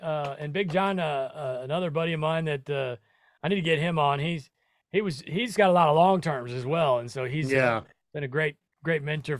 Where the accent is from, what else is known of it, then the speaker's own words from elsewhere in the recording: Nebraska, United States; now in Florida, United States; I'm originally from Nebraska, you know, and flip-flops in February is not a bad gig.